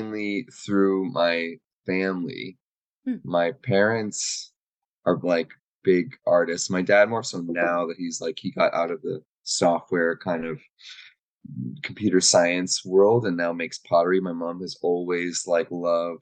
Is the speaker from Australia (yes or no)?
no; Waterloo, Ontario, Canada; I'm from Waterloo, Kitchener, Waterloo